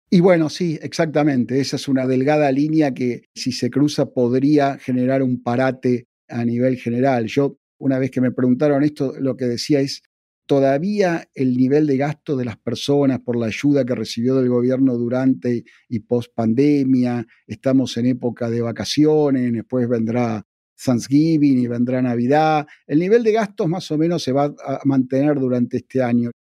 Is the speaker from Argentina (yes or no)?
yes; Argentina; accent: Argentine; moved away; also born or lived in Oakland, California; yo por mi acento te darás cuenta que soy de Argentina, yo he vivido toda mi vida en la inflación